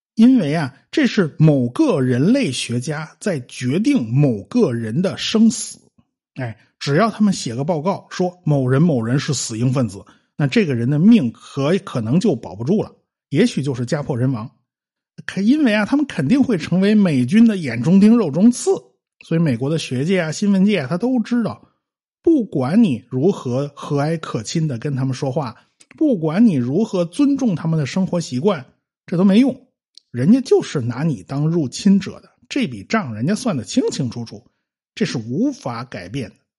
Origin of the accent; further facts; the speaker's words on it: China; 我们中国人都懂啊